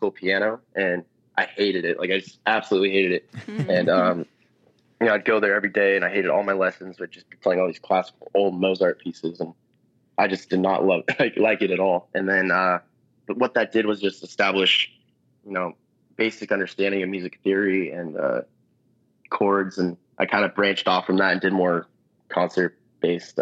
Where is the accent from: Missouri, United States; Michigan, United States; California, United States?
California, United States; Solvang; now in Los Angeles, United States; I grew up in Solvang, which is this little tiny Danish